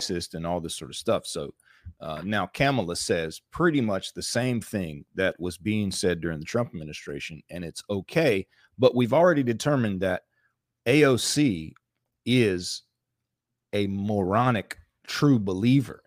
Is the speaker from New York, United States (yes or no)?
no; North Florida, United States; I, I grew up in North Florida